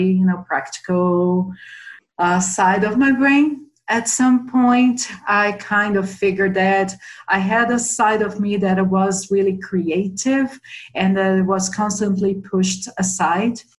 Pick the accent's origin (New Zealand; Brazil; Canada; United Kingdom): Brazil; São Paulo; moved away as an adult; now in Boulder, United States; I grew up in São Paulo, Brazil